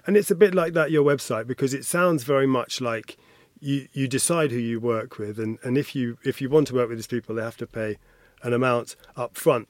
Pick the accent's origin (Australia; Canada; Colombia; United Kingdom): United Kingdom; I'm, I'm British